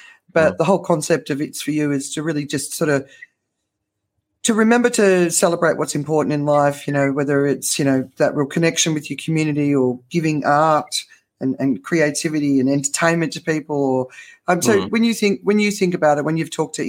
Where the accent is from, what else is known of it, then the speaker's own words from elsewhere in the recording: Australia; I grew up in Australia